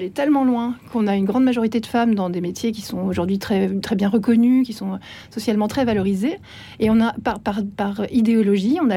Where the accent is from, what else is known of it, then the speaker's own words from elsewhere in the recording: Switzerland; Moi, j'ai une autre nationalité. Hein, je suis suissesse aussi.